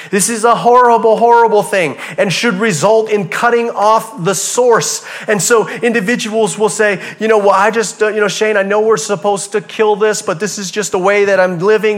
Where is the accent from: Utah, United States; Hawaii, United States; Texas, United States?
Hawaii, United States; moved away; I'm from Hawaii